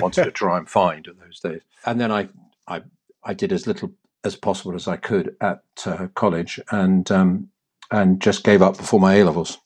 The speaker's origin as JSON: {"language": "English", "region": "London", "country": "United Kingdom", "tie": "born or raised there", "moved": "yes", "lives_now": "Hampshire, United Kingdom", "said": "As a baby, I was brought up in Cricklewood and then moved to Mill Hill, as one did if you became, got a bit of money"}